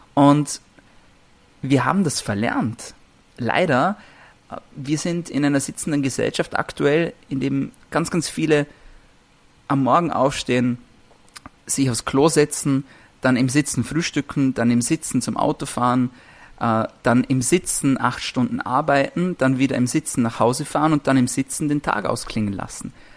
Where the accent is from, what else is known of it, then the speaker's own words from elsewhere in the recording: Vorarlberg, Austria; ich komme aus Vorarlberg, ist noch ein bisschen eine, eine, ländliche Gegend